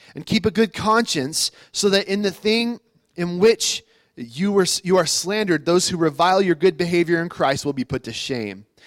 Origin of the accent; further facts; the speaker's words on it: United States; I'm an American. I live in America